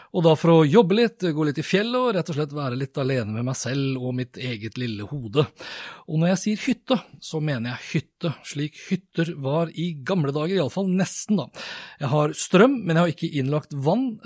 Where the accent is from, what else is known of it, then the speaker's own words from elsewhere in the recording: Norway; jeg er jo nordmann